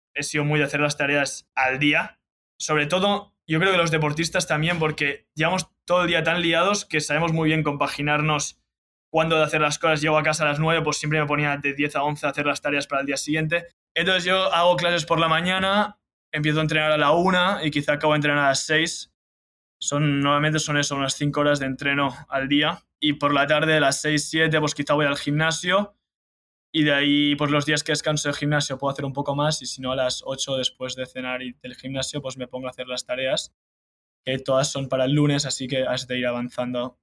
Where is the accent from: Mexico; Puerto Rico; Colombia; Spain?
Spain; Sant Cugat del Vallès, Catalonia; moved away as an adult; also born or lived in Charleston, West Virginia; soy de San Cugat, entonces el club de golf San Cugat lo tengo al lado de casa